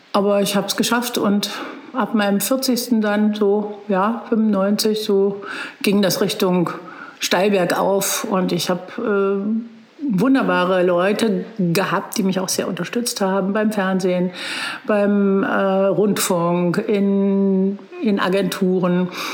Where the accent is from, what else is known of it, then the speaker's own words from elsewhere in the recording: Magdeburg, Saxony-Anhalt, Germany; moved away as an adult; also born or lived in Berlin; now in Bad Belzig, Germany; Ich bin in Magdeburg geboren und dann nach dem Abitur nach Berlin gegangen